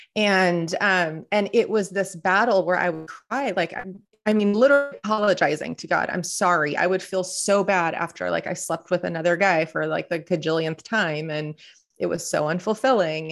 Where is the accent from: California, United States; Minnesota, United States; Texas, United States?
California, United States; Southern; born and raised in Southern California